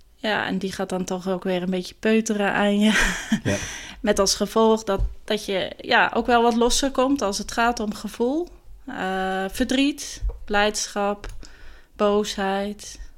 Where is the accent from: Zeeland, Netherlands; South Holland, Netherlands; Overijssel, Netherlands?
Zeeland, Netherlands; Meliskerke; accent: Zeeuws; moved away as an adult; also born or lived in The Hague; now in Gouda, Netherlands; Ik ben opgegroeid in uh, eh, Meliskerken. Dat is een klein dorpje op het eiland Walcheren